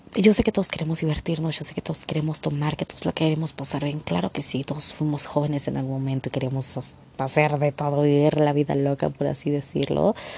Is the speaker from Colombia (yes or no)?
no; Mexico; yo hablo por México porque es mi país